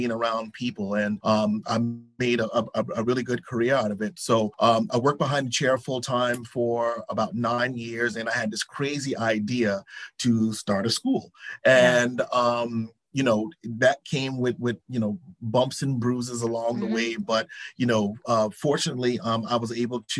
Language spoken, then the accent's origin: English; South Carolina, United States; being raised in the South, we have certain stipulations. I'm from South Carolina.